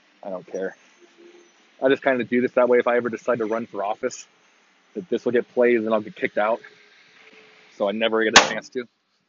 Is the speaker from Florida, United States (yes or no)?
no; Texas, United States; I was born and raised in Texas, and I'll die in Texas.